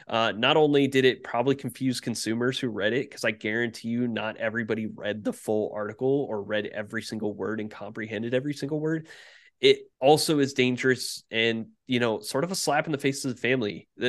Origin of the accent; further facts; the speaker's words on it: Indiana, United States; growing up in Indiana, I've had a Pacers jersey on.